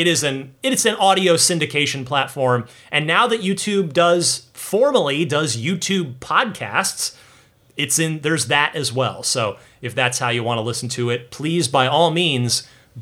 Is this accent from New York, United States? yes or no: no; New Jersey, United States; Creamridge, New Jersey, my home state